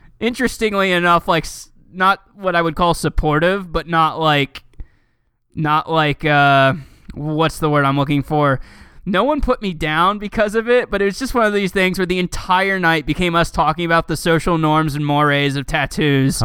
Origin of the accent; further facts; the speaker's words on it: Cincinnati, Ohio, United States; I grew up in Cincinnati for the most part